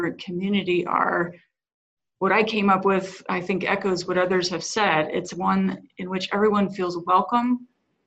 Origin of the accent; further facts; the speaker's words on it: Grand Junction, Colorado, United States; now in Denver, United States; I'm a Western Sloper, right? I grew up in Grand Junction